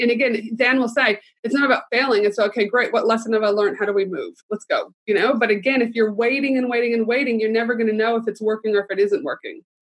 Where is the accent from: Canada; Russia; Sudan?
Canada; I'm proud Canadian